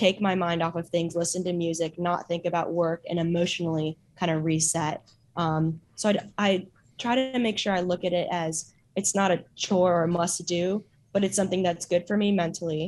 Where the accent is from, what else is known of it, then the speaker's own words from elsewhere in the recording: Chicago, Illinois, United States; moved away as an adult; also born or lived in North Carolina; now in Durham, United States; I'm originally from Chicago, so I came down to Wake Forest University because I was recruited there